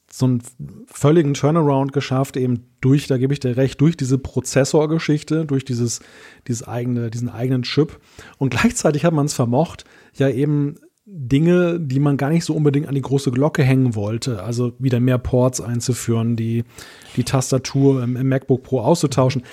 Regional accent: Germany; als Deutscher

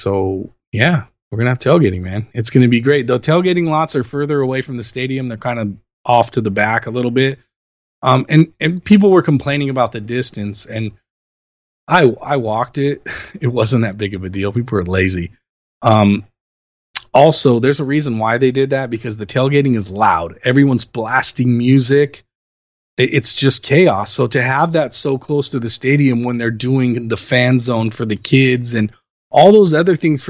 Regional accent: Los Angeles, California, United States; I'm born and raised in Los Angeles. I've lived here since 1978 when I was born.

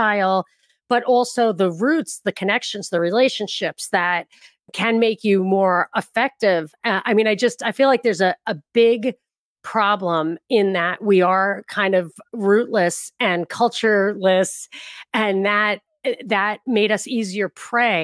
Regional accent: New York, United States; moved away; also born or lived in California / Los Angeles; I'm from New York

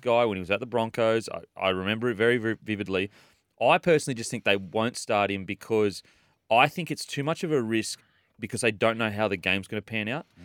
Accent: Queensland, Australia; I'm just too paranoid as a Queenslander

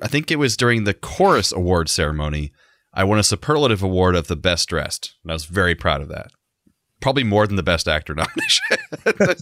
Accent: Central Florida, United States; growing up in Central Florida

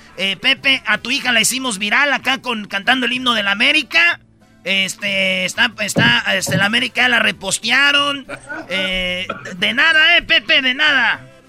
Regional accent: Michoacán, Mexico; moved away; yo vengo de Michoacán, de un rancho

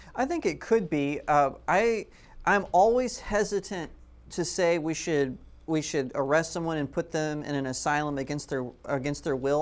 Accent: Texas, United States; as a Texan

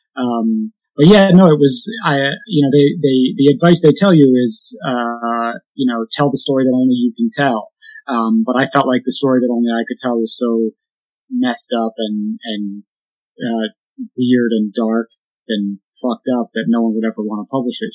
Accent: Hudson, New York, United States; I grew up in a pretty depressed economically uh, small town in upstate New York called Hudson, which is near Albany

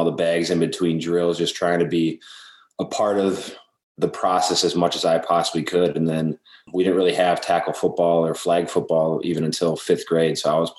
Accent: Wisconsin, United States; kind of grew up watching Brett Favre and the Packers. That was kind of the way up in Wisconsin.

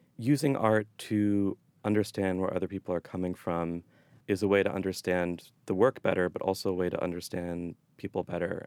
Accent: Boston, Massachusetts, United States; moved away; I'm from the Boston area, but I moved back here two years ago

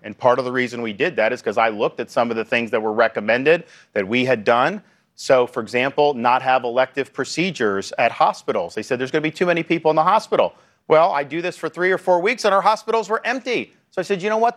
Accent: Florida, United States; my home state of Florida

